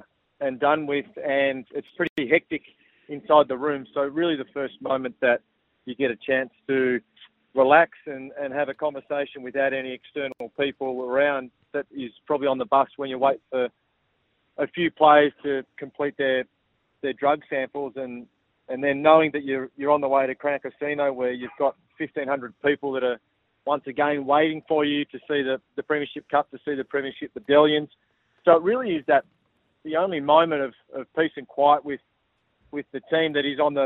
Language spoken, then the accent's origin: English; regional Victoria, Australia; little regional Victoria towns that are really resemble where I came from